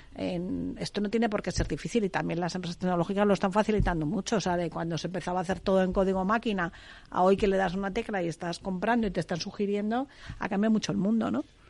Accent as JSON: {"language": "Spanish", "town": "Segovia", "region": "Castile and León", "country": "Spain", "said": "soy de Segovia, de mi tierra"}